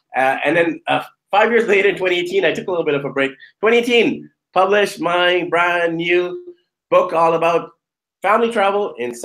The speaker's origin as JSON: {"language": "English", "town": "Vancouver", "region": "British Columbia", "country": "Canada", "said": "I'm from Vancouver, so I'm used to those gloomy, rainy winters"}